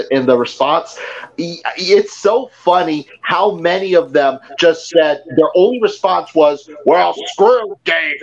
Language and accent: English; Pennsylvania, United States; I grew up in Pennsylvania